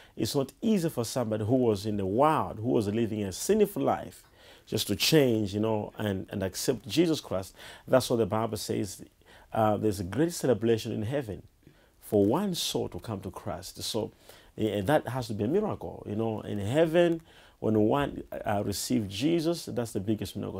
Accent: Malawi; I was born in Malawi and, and, and I grew up in Malawi

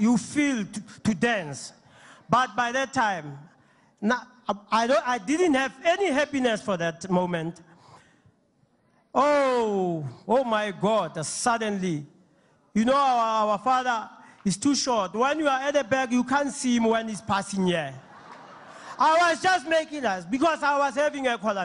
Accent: Ventersdorp, North West, South Africa; I'm coming from Ventersdorp

